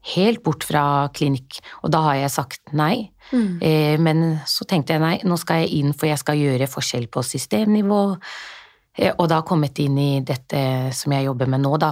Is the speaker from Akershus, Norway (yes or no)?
no; Oslo, Norway; moved away as an adult; now in Jessheim, Norway; Jeg er født og oppvokst i Norge, men klart, jeg har jo vokst opp på Groruddalen.